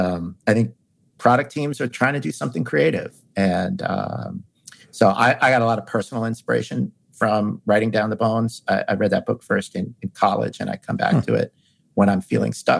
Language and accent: English; New York City, New York, United States; I grew up in New York City